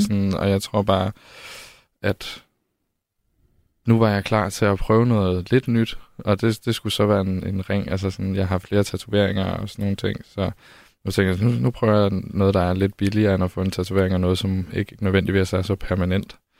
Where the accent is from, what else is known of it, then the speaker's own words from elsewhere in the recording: Holstebro, Central Denmark Region, Denmark; now in Copenhagen, Denmark; Jeg voksede op i Vestjylland